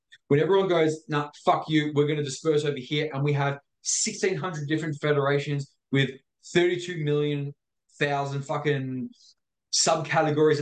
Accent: Victoria, Australia; me growing up in Victoria

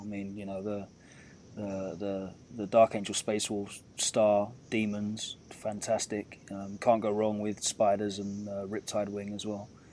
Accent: United Kingdom; as a Brit sort of viewing from afar

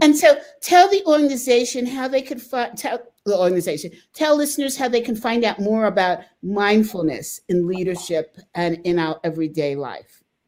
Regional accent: United States; as Americans

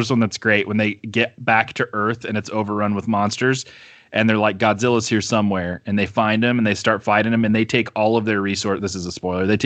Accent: Brazil; I grew up in South America and Brazil, and I remember walking through the mall uh, with my family, my my my Christian missionary parents. That's why they were in Brazil

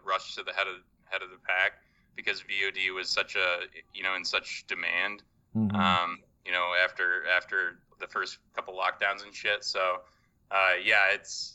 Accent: Dubuque, Iowa, United States; moved away; also born or lived in Chicago; I'm from Eastern Iowa, so Dubuque, Iowa, right on the map where Iowa, Wisconsin, Illinois converge on the Mississippi River. That's kind of my turf, my hometown

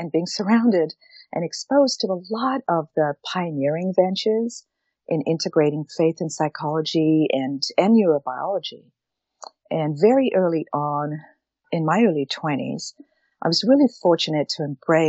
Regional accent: South Africa; moved away; I was born and raised in South Africa. And so that's why I have an accent a little bit.

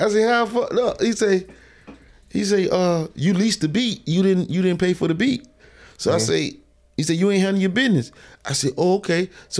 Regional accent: Bainbridge, Georgia, United States; I'm from Bainbridge.

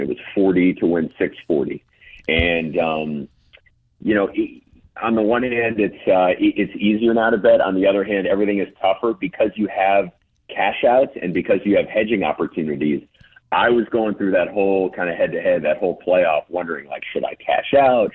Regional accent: United States; I was born in New York Hospital

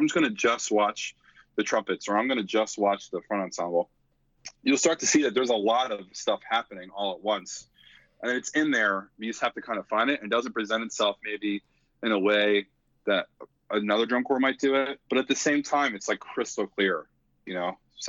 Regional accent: East Coast, United States; even though I'm from the East Coast and I grew up in the Crossing Cadets Crown world

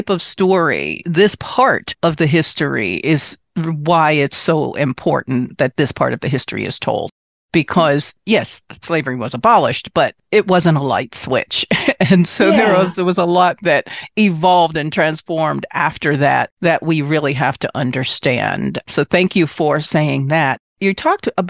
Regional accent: Washington, District of Columbia, United States; I'm originally from Washington, D.C.

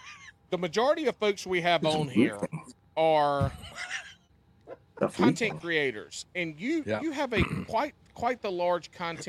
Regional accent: South Carolina, United States; I'm from the South. I'm from the Carolinas.

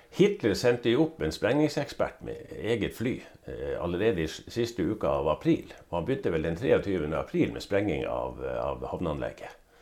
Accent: Norway; jeg er nordmann

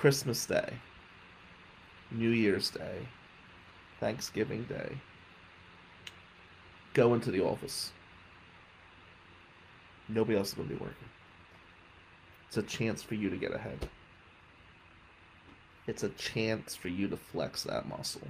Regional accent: Atlantic City, New Jersey, United States; now in Michigan, United States; as a child growing up in Atlantic City

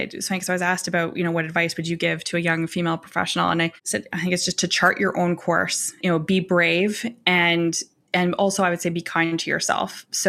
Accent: Alberta, Canada; also born or lived in Calgary; now in Toronto, Canada; I live in Toronto, but I'm from Alberta.

